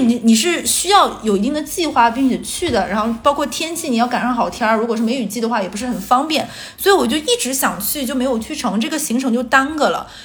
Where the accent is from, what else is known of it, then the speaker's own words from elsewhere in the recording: northern China, China; moved away as an adult; now in Shanghai, China; 而且像咱们北方人，一定是这个人走到最后要结婚那一步